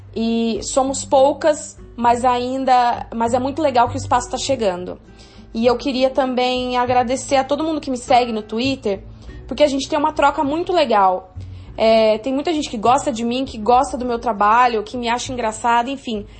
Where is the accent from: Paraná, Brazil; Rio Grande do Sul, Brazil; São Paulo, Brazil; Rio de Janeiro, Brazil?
São Paulo, Brazil; São João da Boa Vista; moved away; Sou de São João da Boa Vista